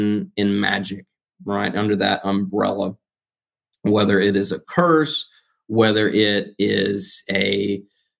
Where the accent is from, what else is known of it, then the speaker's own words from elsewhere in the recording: United States; I'm American.